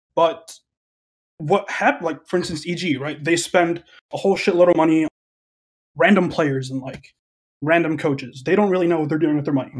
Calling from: Chicago, Illinois, United States; I'm calling from Chicago, Illinois.

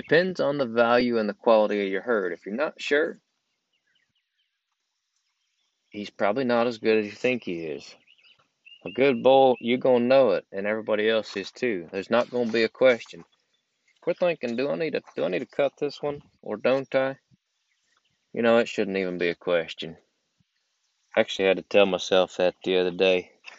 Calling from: Georgia, United States; I'm recording from Georgia.

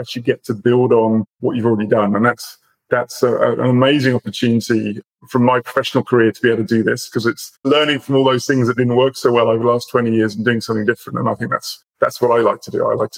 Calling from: Australia; I'm in Australia. So Zataris is based in Melbourne.

